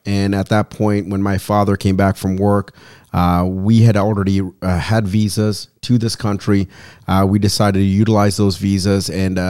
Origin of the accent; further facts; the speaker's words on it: Sri Lanka; now in United States; So I came here from Sri Lanka, which is an island country underneath India. I'm a Tamil and a Catholic. So it's a double negative, double minority, right?